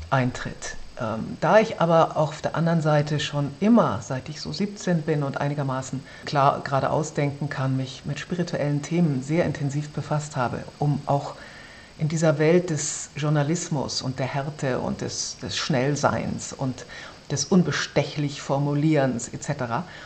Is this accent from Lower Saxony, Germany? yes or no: yes; Braunschweig, Lower Saxony, Germany; also born or lived in Wolfsburg; Ich bin in Braunschweig aufgewachsen